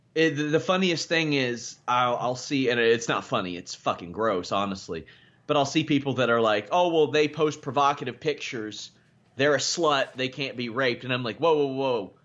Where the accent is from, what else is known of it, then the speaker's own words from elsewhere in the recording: Kentucky, United States; I'm from Kentucky